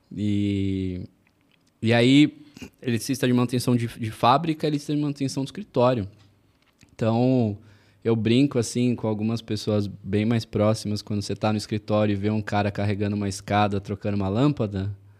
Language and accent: Portuguese; São Paulo, Brazil; eu sou de São Paulo, sou nascido e criado em São Paulo